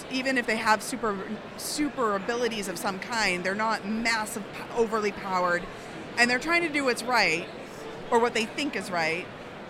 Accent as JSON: {"language": "English", "region": "Massachusetts", "country": "United States", "tie": "born or raised there", "also_born_or_lived": "New York / Washington, D.C. / Chicago", "said": "I grew up in Massachusetts."}